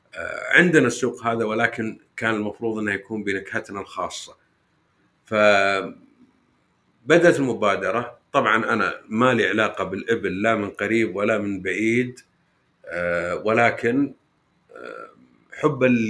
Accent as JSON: {"language": "Arabic", "country": "Saudi Arabia", "said": "عندنا في السعوديه"}